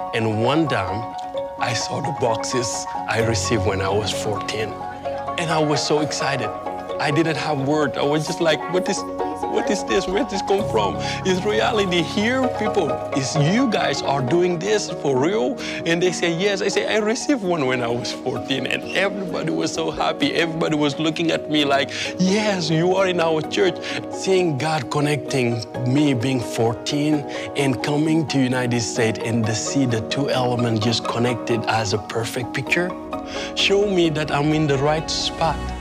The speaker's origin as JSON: {"language": "English", "country": "Senegal", "tie": "born or raised there", "said": "I'm from Senegal. 95% of people where I grow up are not Christian"}